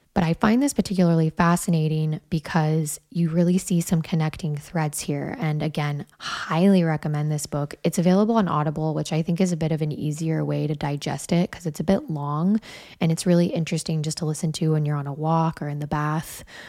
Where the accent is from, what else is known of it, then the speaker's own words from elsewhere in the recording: Wyoming, United States; I grew up also in Wyoming